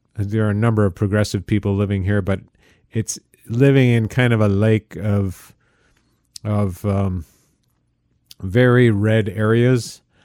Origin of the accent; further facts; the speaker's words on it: upstate New York, United States; I am a New Yorker, but I am not a downstate New Yorker.